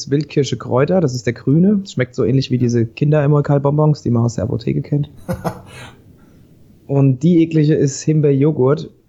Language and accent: German; Schotten, Hesse, Germany; now in Giessen, Germany; Ich bin 31, äh, wohne in Gießen, komme ursprünglich aus Schotten im Vogelsbergkreis, wohne jetzt aber schon seit über zehn Jahren in Gießen.